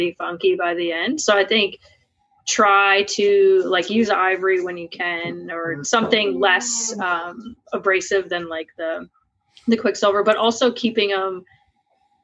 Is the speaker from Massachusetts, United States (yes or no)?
no; Vermont, United States; now in Cochranville, United States; I'm originally from Vermont